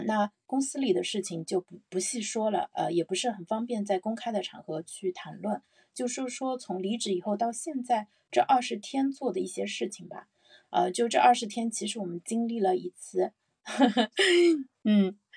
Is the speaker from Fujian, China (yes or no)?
no; Zhejiang, China; now in Shanghai, China; 我老家是浙江嘛，我们那儿其实是没有吃饺子的习惯